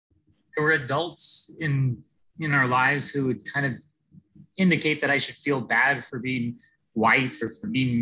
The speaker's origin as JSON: {"language": "English", "town": "San Francisco", "region": "California", "country": "United States", "tie": "born or raised there", "said": "I grew up in San Francisco"}